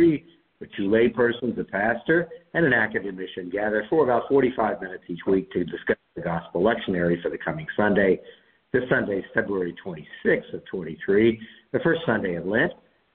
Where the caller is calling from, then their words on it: Columbus, Ohio, United States; I'm calling in from Columbus, Ohio today.